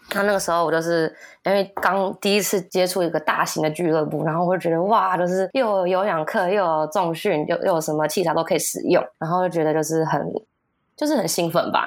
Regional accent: United States; moved away; 我从小在美国长大

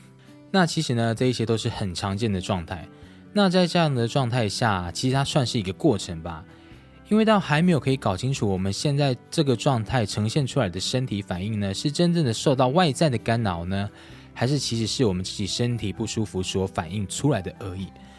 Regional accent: Changhua County, Taiwan; 天光阁以前呢是在我的彰化老家。那佛像呢，其实也都是摆在我老家那一边。

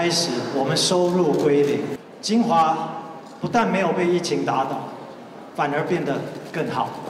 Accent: Taiwan; 我们台湾人

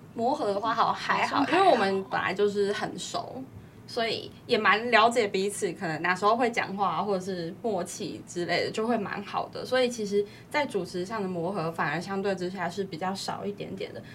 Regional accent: Yunlin County, Taiwan; 因为我是云林人啊，云林其实就是介在中部跟南部没错

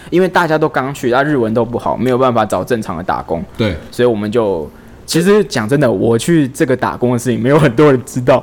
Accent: Taiwan; 我们台湾人去那语言学校之前不需要考什么试

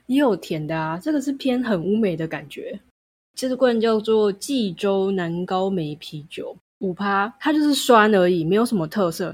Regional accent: Kaohsiung, Taiwan; 虽然我是高雄人

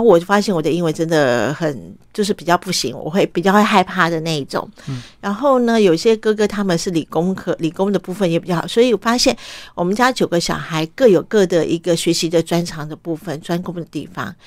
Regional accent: Taipei, Taiwan; also born or lived in Vietnam; 我的受教育都是从台湾开始

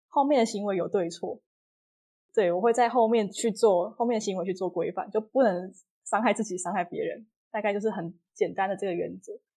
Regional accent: Kaohsiung, Taiwan; 我是高雄人，然后我去台南念书嗯，所以每天其实要花大概三个小时通勤

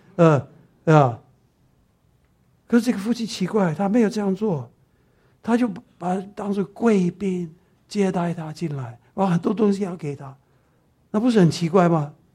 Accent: Taiwan; accent: Taiwanese Mandarin; 我台湾国语

